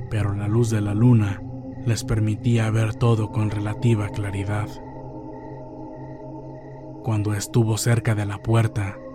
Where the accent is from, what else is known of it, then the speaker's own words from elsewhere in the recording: Puebla, Mexico; Para ponerlos en contexto, yo soy del estado de Puebla. Vivo en un pueblo no muy conocido de la Mixteca poblana.